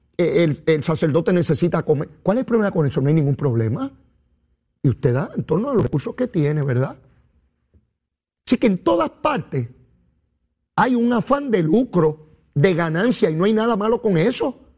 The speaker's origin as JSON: {"language": "Spanish", "country": "Puerto Rico"}